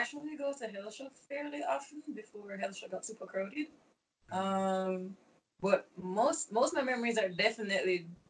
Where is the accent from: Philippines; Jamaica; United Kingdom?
Jamaica; born or raised there; also born or lived in Canada; now in Kingston, Jamaica